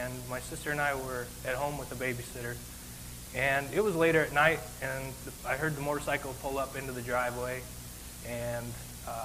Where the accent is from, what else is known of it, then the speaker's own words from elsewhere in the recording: Billings, Montana, United States; I was born in Billings, Montana